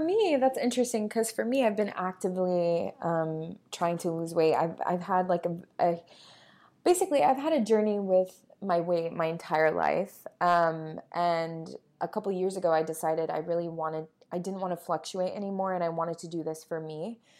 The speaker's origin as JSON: {"language": "English", "region": "Florida", "country": "United States", "tie": "born or raised there", "also_born_or_lived": "New York", "moved": "yes", "said": "In Florida, I grew up in Florida"}